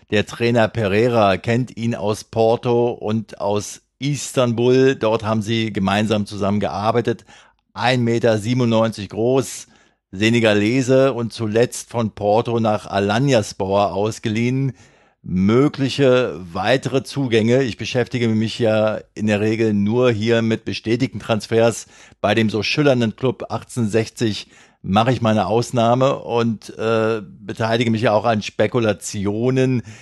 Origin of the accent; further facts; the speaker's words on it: Berlin, Germany; Als Berliner lasst mich sagen, danke Sören.